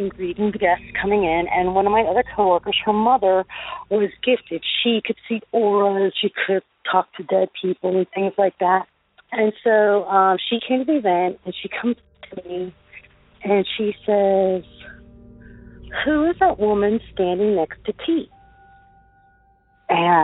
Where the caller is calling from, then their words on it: Florida, United States; I'm calling from Florida